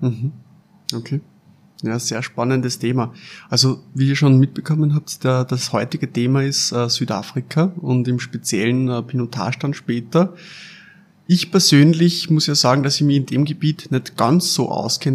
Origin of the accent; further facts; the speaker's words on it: Lower Austria, Austria; Wir kommen zwar beide aus Niederösterreich